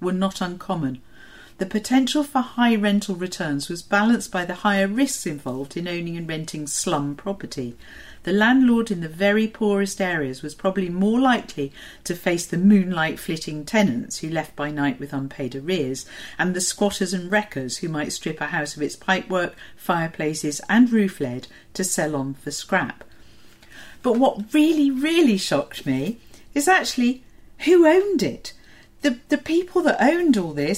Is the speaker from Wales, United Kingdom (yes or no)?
no; Portsmouth, South East England, United Kingdom; I was born in Portsmouth